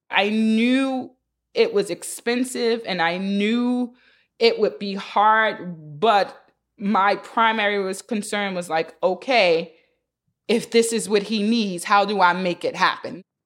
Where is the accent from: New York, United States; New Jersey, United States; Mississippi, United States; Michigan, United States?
New York, United States; New York City; live in Harlem, born and raised in Harlem